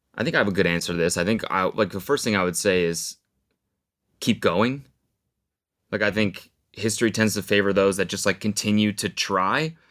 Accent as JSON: {"language": "English", "country": "Canada", "moved": "as an adult", "lives_now": "United States", "said": "I'm Canadian"}